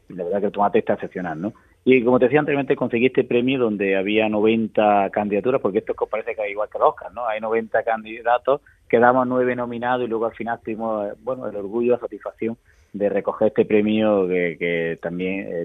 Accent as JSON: {"language": "Spanish", "region": "Andalusia", "country": "Spain", "said": "Y aquí, pues bueno, pues como somos los andaluces, abiertos"}